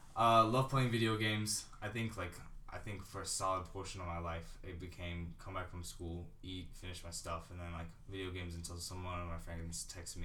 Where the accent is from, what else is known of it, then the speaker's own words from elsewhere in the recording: Daphne, Alabama, United States; I'm from Daphne, Alabama.